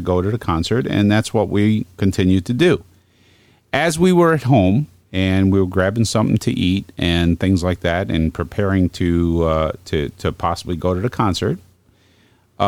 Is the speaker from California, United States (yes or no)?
no; Brooklyn, New York, United States; now in Geneva, United States; We went down to my hometown, Brooklyn